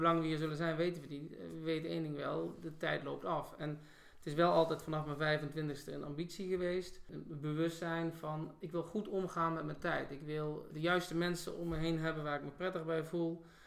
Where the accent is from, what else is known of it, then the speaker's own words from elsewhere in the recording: North Brabant, Netherlands; moved away as an adult; also born or lived in Rotterdam; Opgegroeid in Brabant